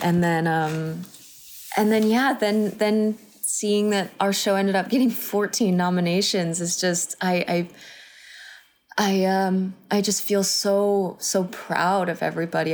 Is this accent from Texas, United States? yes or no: yes; Texas, United States; moved away; I grew up in Texas